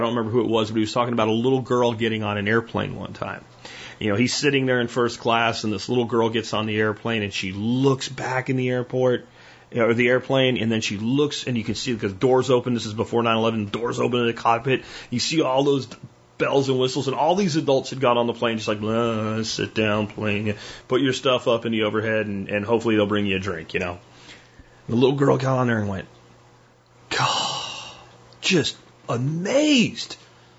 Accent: United States; this is my lineage as an American

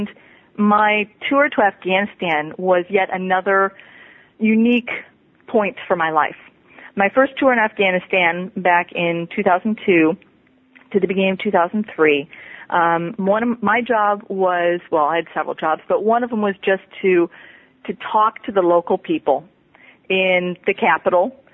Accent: Minnesota, United States; moved away as an adult; I grew up in Minnesota

